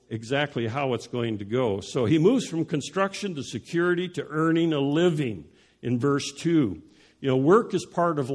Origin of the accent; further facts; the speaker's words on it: Denver, Colorado, United States; moved away; also born or lived in Dallas; when I was growing up in Denver